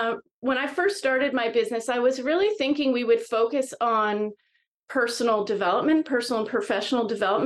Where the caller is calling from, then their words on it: British Columbia, Canada; I am right now Vancouver Island, British Columbia, Canada.